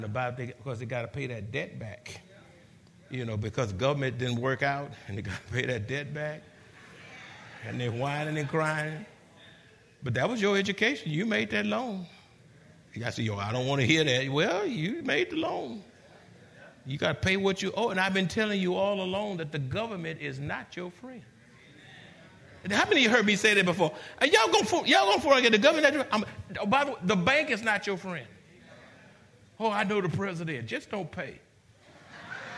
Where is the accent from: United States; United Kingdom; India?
United States; San Antonio, Texas; we're from the Alamo City.